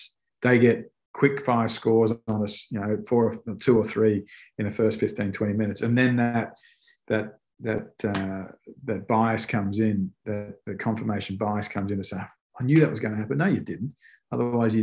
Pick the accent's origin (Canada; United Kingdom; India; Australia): Australia; moved away as an adult; As an Aussie, I was brought up playing on dry fields, on hard surfaces